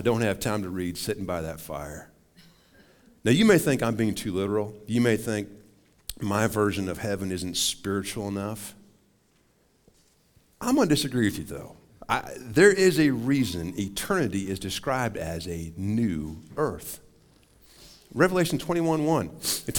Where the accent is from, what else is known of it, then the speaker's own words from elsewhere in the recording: Montana, United States; now in Wichita Falls, United States; I grew up in Montana